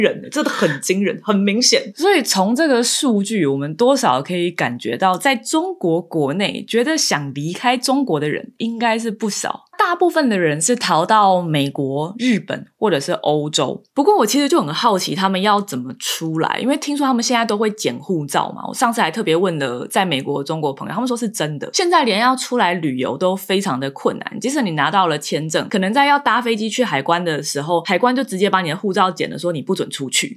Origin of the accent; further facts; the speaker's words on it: Taiwan; moved away as an adult; now in United States; 我觉得出生在台湾真的蛮幸福的